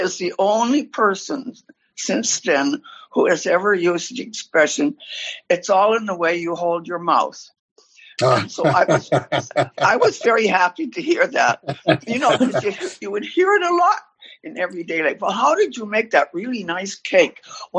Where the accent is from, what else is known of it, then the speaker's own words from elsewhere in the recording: Nova Scotia, Canada; I'm a Canadian. My family landed in Nova Scotia.